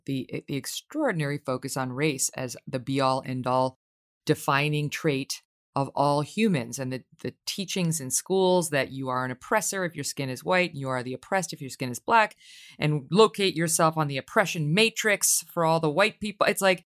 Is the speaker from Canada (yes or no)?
no; Ireland; Because I would say as an Irish woman, I don't...